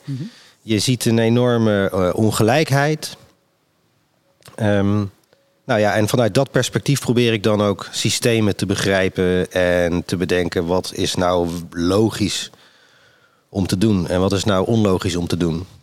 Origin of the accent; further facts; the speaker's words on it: Rotterdam, South Holland, Netherlands; ik kom natuurlijk uit Rotterdam